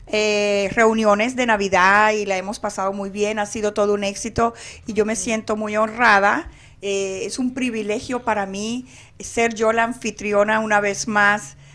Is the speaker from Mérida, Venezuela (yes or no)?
no; Falcón, Venezuela; now in Arizona, United States; Yo soy de Falcón, así que estamos acá unidos una vez más la comunidad venezolana